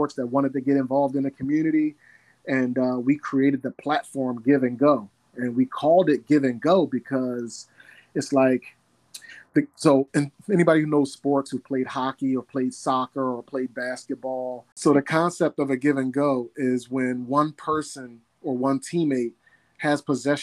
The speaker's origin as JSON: {"language": "English", "town": "Philadelphia", "region": "Pennsylvania", "country": "United States", "tie": "born or raised there", "said": "born and raised in North Philly, from 29th and Master. Go Brewerytown. So I'm a native of Brewerytown, born and raised"}